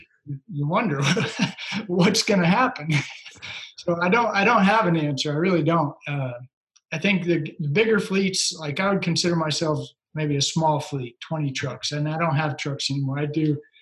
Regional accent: Joplin, Missouri, United States; I'm from Joplin, Missouri. Been there my whole life

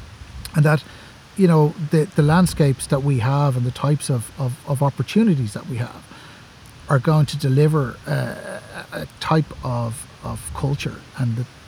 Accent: Dublin, County Dublin, Ireland; I grew up in Dublin. Like lots of people probably listen to this, I grew up in a housing estate in Dublin.

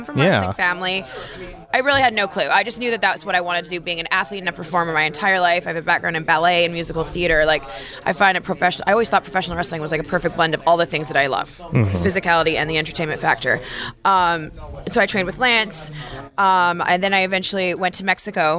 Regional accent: Victoria, British Columbia, Canada; moved away; also born or lived in Calgary, Canada; I'm Canadian. I was born and raised in Victoria, BC.

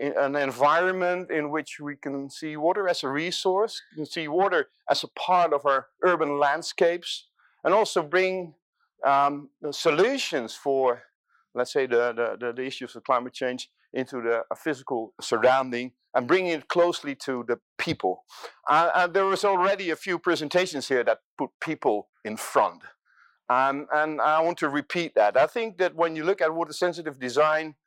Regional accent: Rotterdam, South Holland, Netherlands; Now, I'm coming from Rotterdam. This is my city, this is my delta city

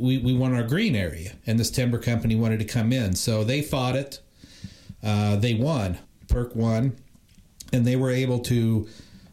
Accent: Indiana, United States; now in Los Angeles, United States; I'm not even from California. I'm from Indiana, you know, but I came here

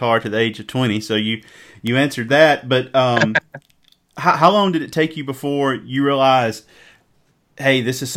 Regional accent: Mississippi, United States; you can tell by my accent, I'm from Mississippi

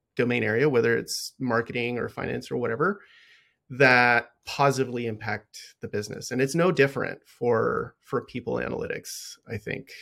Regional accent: Los Angeles, California, United States; I was born in in Southern California, um, and I lived in a lower socioeconomic area

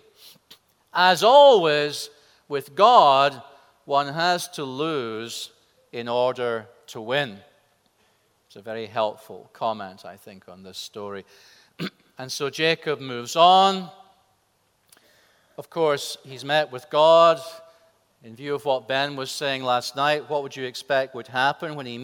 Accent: Scotland, United Kingdom; my home country of Scotland

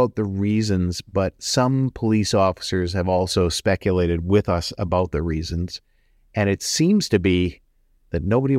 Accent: Richmond, British Columbia, Canada; I'm originally from Richmond.

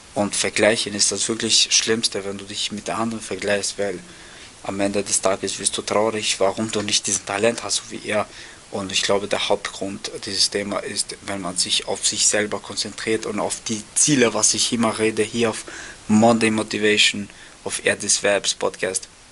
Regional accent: Austria; bei uns in Österreich

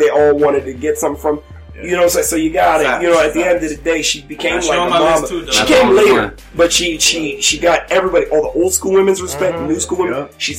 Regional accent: Texas, United States; I was born in Texas too

